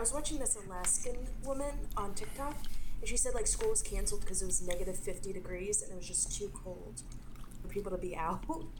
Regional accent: New Jersey, United States; moved away; I mean, I grew up in New Jersey, but I hate the cold, so I moved south.

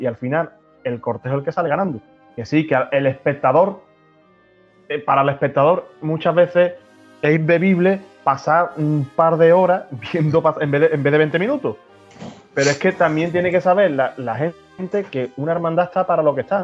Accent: Chiclana de la Frontera, Andalusia, Spain; mi pueblo de Chicana

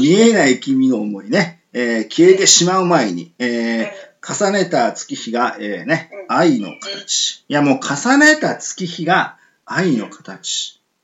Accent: Miyazaki, Japan; 僕も宮崎県なんですけども宮崎県出身の

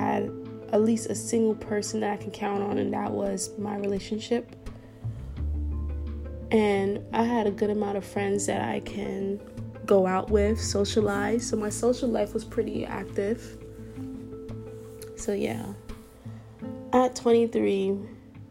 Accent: Brooklyn, New York, United States; also born or lived in Buffalo, New York; went to school in a different city than my hometown. So went to school in Buffalo, New York, and I'm from Brooklyn

